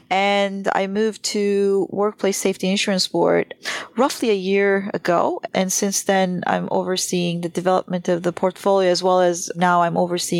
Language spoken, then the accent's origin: English; Turkey; moved away as an adult; I started out my career as actually a trader in Turkey. I grew up in Turkey and I was a currency and bond trader.